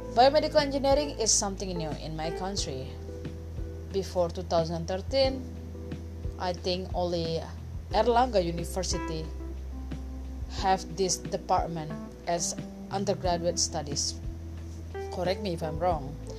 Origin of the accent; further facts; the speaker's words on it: Indonesia; first language Indonesian; English is a second language; I am from Indonesia, so maybe if you think that my English accent is really strange, it is because my first my first language is not English but Indonesian